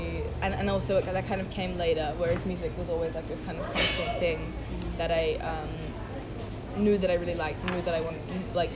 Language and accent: English; Sydney, New South Wales, Australia; moved away as an adult; also born or lived in New York; now in California, United States; I was born in Sydney, as you know, and then grew up there and lived there until I was 18, and then I moved to New York for school